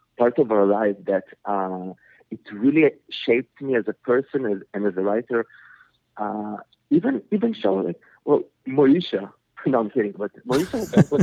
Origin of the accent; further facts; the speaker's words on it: Israel; English is a second language; also born or lived in Soviet Union; I immigrated with my family to Israel when I was 7. And so, having to learn a new language, which is Hebrew